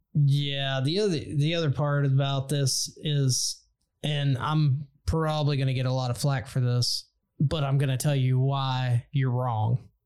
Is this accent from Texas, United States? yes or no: yes; Texas, United States; Texas, my home state